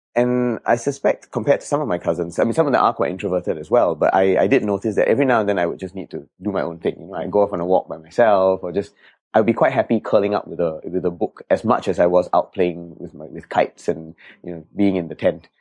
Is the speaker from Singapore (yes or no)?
yes; Singapore; I was born in Jalan Kayu for a couple of years, and we stayed there. And then after that, we moved to Bedok North, and then we moved here after that when I was seven